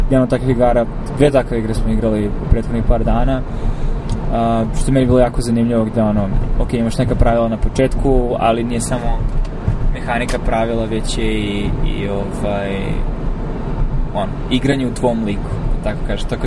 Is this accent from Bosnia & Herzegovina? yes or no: no; Pančevo, Vojvodina, Serbia; moved away as an adult; u Srbiji konkretno, barem u mom rodnom gradu, znači u Pančevu